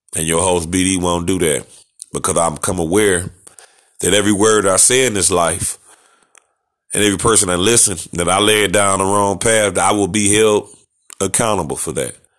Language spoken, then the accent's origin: English; United States; I am an American. I was born in America. Don't know nowhere else